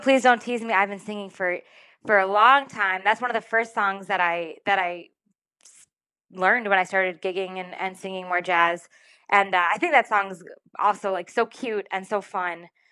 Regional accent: Rhode Island, United States; I'm, I'm originally from Rhode Island. I was born in Rhode Island.

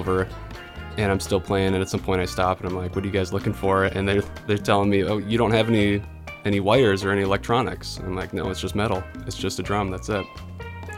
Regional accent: Duluth, Minnesota, United States; grew up in the Duluth area

